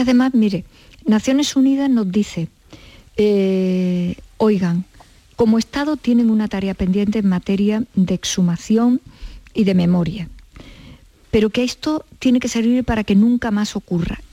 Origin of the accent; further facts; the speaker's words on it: Córdoba, Andalusia, Spain; yo soy cordobesa.